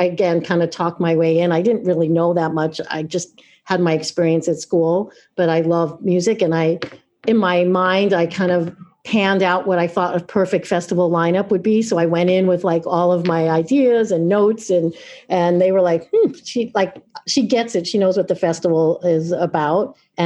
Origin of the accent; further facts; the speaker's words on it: Long Island, New York, United States; now in Oregon, United States; So I grew up in Long Island.